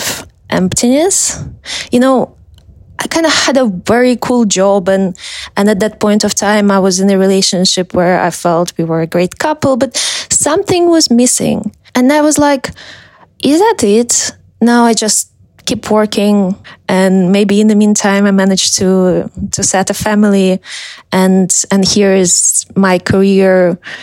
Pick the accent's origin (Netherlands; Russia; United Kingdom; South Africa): Russia; also born or lived in Moscow, Russia; I'm from Russia. I was born in a small town and moved to Moscow with my parents when I was a teenager